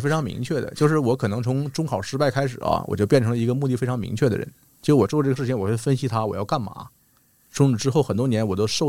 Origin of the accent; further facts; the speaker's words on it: Northeast China, China; accent: Northeastern Mandarin; 因为我们东北话说很敞亮、很豪爽，有什么事儿说开了的人。